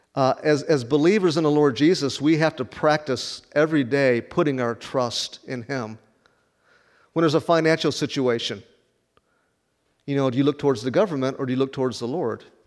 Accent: Rockford, Illinois, United States; moved away as an adult; also born or lived in Chattanooga, Tennessee; now in Wichita, United States; It's called the Forest City, where I grew up in Rockford.

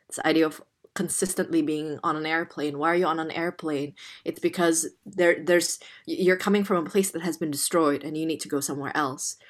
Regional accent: Jakarta, Indonesia; English is a second language; moved away as an adult; now in London, United Kingdom; I was born Chinese Indonesian in Jakarta in Indonesia, and I was raised there for the first eighteen years

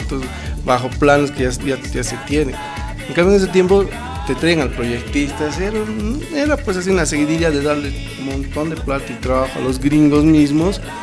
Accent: Bolivia; Somos bolivianos

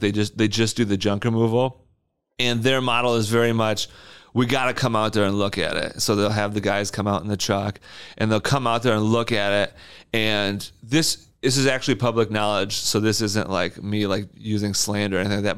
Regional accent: Wyoming, Michigan, United States; also born or lived in Lansing, Michigan; I grew up in Wyoming

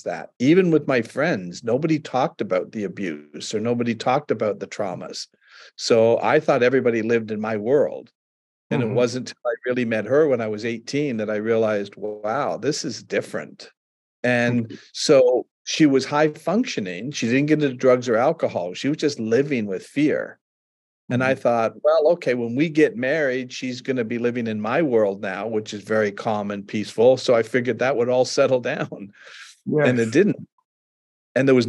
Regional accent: Canada; I'm from Canada

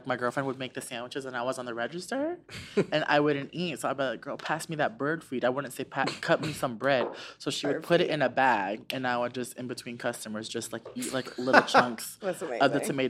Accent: Orlando, Florida, United States; moved away; also born or lived in New York; I was born in New York and I grew up in Orlando from like 10 to 20.

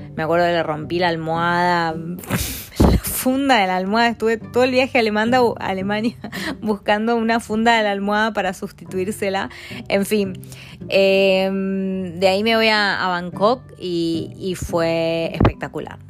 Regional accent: Argentina; moved away as an adult; also born or lived in Mendoza / Milan, Italy; now in England, United Kingdom; cuando me fui de Argentina

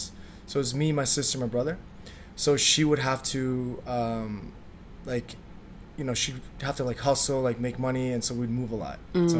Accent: Toronto, Ontario, Canada; born or raised there; first language Vietnamese; English is a second language; also born or lived in Slovakia / Markham

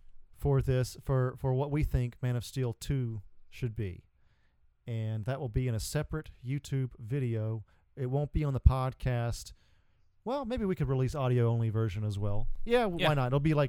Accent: the South, United States; Because we're from the South, boy. We talk normal down there.

